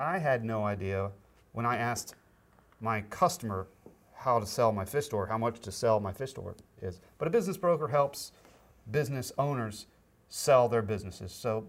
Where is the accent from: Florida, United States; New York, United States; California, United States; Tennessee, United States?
Florida, United States; Tallahassee; born there; now in Raleigh, United States; I was born in Tallahassee, Florida. Went to school ended up going to Birmingham, Alabama, and then school at Clemson, South Carolina.